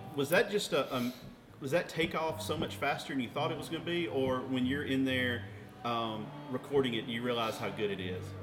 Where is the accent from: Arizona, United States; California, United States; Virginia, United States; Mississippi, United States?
Mississippi, United States; my home state, Mississippi